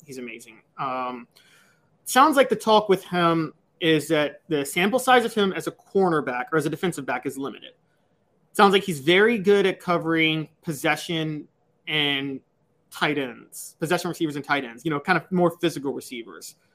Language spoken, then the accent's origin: English; Memphis, Tennessee, United States; born or raised there